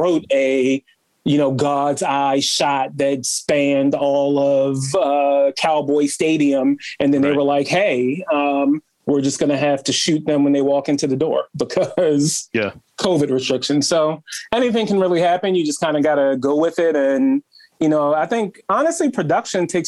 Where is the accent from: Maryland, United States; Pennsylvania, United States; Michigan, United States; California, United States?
Maryland, United States; Baltimore; Growing up in Baltimore was great. I grew up with a single mom